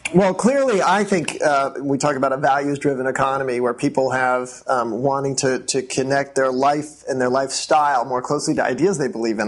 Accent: Wellesley, Massachusetts, United States; moved away as an adult; also born or lived in Bethesda, Maryland; now in Washington, D.C., United States; I grew up in Wellesley, and uh, Wellesley, Massachusetts

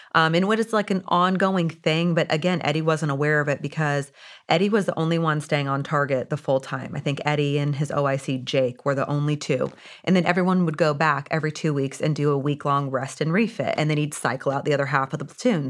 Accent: Indiana, United States; I was born and raised in Indiana

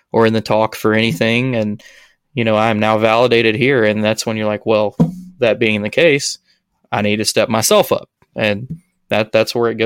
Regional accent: Alabama, United States; I'm from Alabama

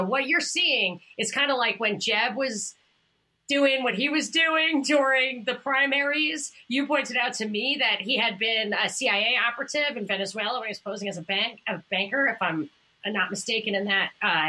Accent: New York, United States; The hilarious thing is, I'm from New York.

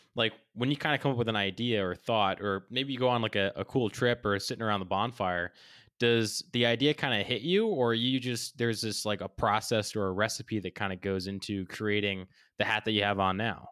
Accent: New England, United States; also born or lived in Hawaii; growing up in New England

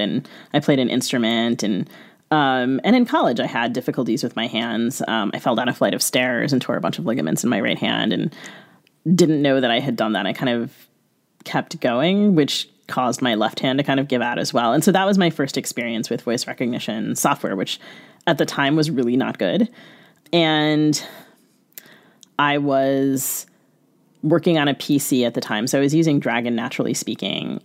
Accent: United States; I grew up in the United States

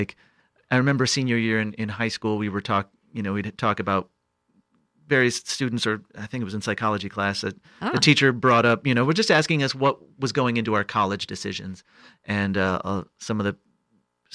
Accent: Illinois, United States; moved away as an adult; also born or lived in Chicago; now in New York, United States; I moved into the city of Chicago, which is about an hour out from my hometown.

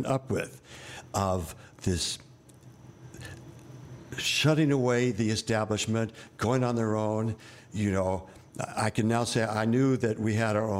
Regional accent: New York, United States; born or raised there

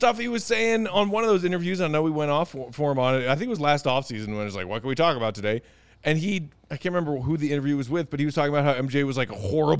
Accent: Chicago, Illinois, United States; I grew up a kid of the 90s.

